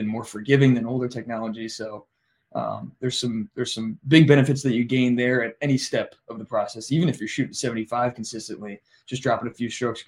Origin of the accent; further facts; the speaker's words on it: Ohio, United States; we're all from Ohio